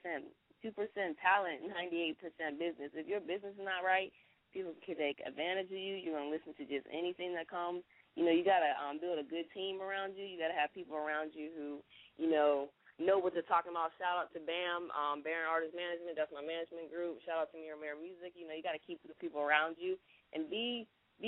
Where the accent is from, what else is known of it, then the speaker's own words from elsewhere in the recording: Pittsburgh, Pennsylvania, United States; also born or lived in Duval County, Florida; now in Jacksonville, United States; I'm originally from Pittsburgh, PA, but I represent that Duval County all day.